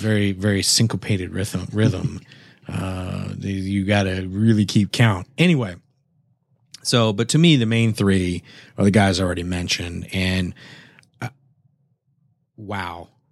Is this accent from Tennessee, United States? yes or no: no; San Antonio, Texas, United States; now in Houston, United States; I come from San Antonio.